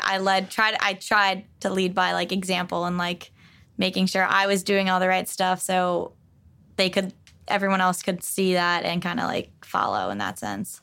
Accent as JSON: {"language": "English", "town": "West Babylon", "region": "New York", "country": "United States", "tie": "born or raised there", "said": "I grew up on Long Island"}